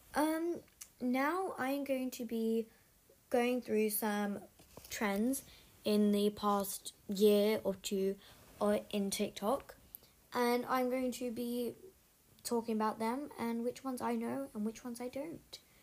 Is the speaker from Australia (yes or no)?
no; United Kingdom; I'm British